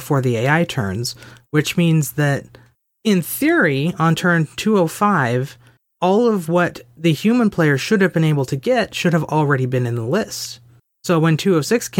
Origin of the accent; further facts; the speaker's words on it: United States; I am American